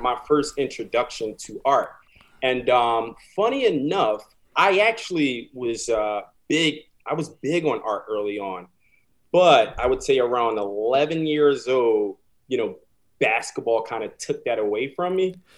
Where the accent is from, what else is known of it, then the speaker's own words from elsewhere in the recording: Philadelphia, Pennsylvania, United States; moved away as an adult; now in New York City, United States; I'm originally from Philadelphia, um, born and raised, West Philadelphia, born and raised